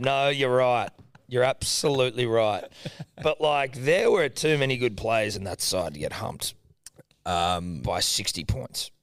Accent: Australia; I'm Australian

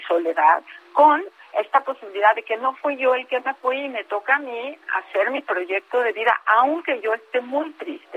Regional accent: Mexico; Como mexicanos

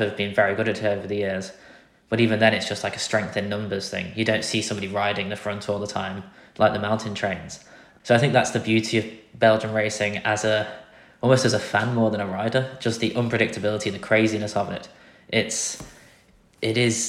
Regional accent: Grimsby, Yorkshire and the Humber, United Kingdom; for me in Grimsby, it's about an 8-hour drive to Flanders

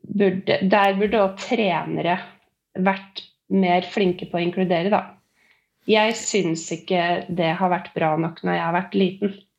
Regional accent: Øyer, Innlandet, Norway; moved away as an adult; now in Oslo, Norway; Jeg er eh, opprinnelig fra Gudbrandsdalen Øyer. Men jeg har bodd i Oslo de siste elleve årene

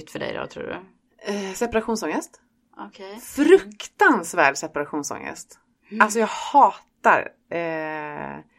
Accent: Stockholm, Stockholm County, Sweden; also born or lived in Skåne; För här säger de att jag är stockholmare och i Stockholm så säger de att jag är en skåning.

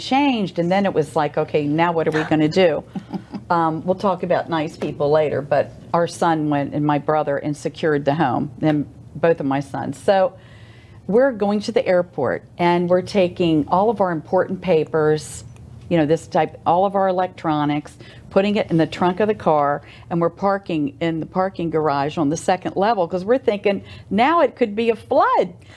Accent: United States; now in Oldsmar, United States; I'm from the Maryland, Washington D.C. area in Virginia, and I get to see my family

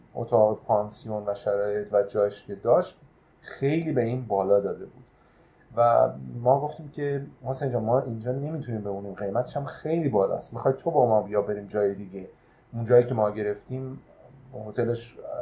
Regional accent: Iran; ما ایرانی هستیم

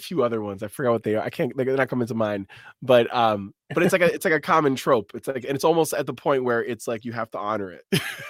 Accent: New York, United States; So like, being a New Yorker, there's so much media that has New York as its centerpiece, right?

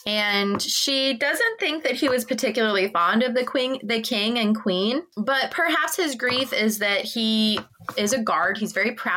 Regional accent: United States; I'm from the States

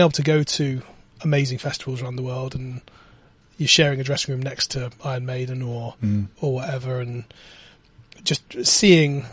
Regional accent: Bristol, South West England, United Kingdom; I'm a guy from Bristol

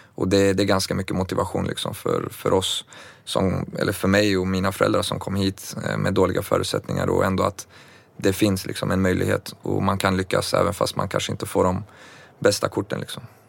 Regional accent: Örebro, Örebro County, Sweden; also born or lived in Baku, Azerbaijan; jag föddes faktiskt på vägen i forna Sovjet eh, som senare blev självständigt som Baku, Azerbajdzjan. Kom till Sverige när jag var två, eh, till Örebro

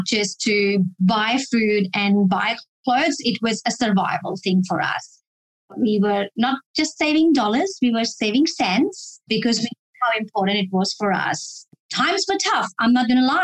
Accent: Delhi, India; moved away as an adult; now in Australia; I was born and brought up in Delhi, India, and I came to Australia, which is my current country I'm living in.

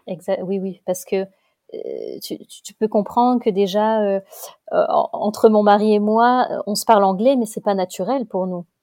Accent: Lille, Hauts-de-France, France; moved away as an adult; now in Mainz, Germany; je suis une ch'ti, on a la famille, euh, on est une famille de ch'tis

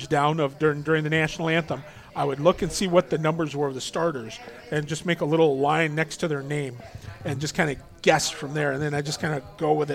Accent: Toledo, Ohio, United States; I was just a stuttering fat kid from the North End growing up

